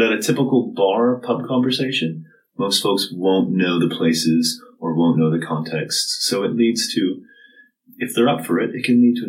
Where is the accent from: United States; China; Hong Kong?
United States; Massachusetts; accent: Southern New England; but my accent is Southern New England, sort of greater Boston area, I'd say.